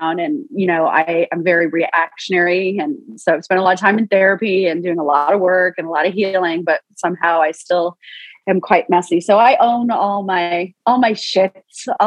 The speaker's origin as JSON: {"language": "English", "town": "Toronto", "region": "Ontario", "country": "Canada", "said": "I'm from Toronto, Canada, so I'm a northern gal through and through, city girl"}